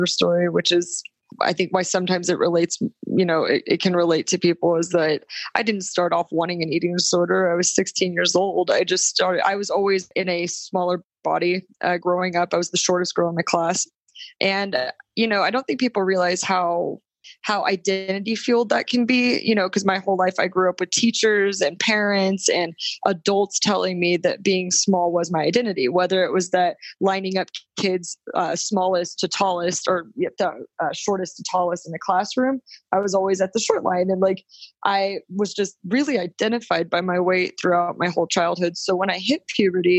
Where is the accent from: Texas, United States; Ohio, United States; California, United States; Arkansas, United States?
Texas, United States; moved away as an adult; also born or lived in New York; I'm from Texas and I was back home with my parents